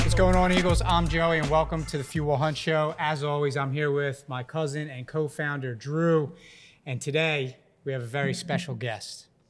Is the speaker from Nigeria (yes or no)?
no; Ontario, Canada; I'm from Fronton, Ontario